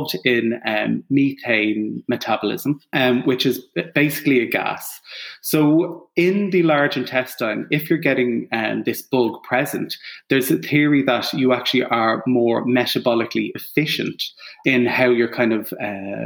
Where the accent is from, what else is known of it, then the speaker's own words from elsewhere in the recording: Ireland; I'm Irish